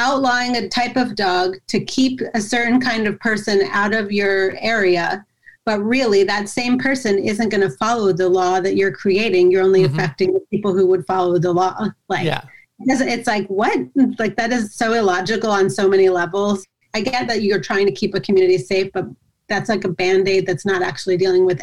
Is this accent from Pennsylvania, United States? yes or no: yes; Yardley, Pennsylvania, United States; my hometown of Yardley, Pennsylvania